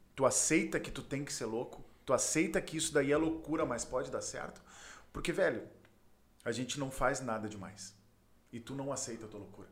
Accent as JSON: {"language": "Portuguese", "town": "Porto Alegre", "region": "Rio Grande do Sul", "country": "Brazil", "tie": "born or raised there", "said": "nasci na Ípica, ali na Zona Sul, na Schneider em específico"}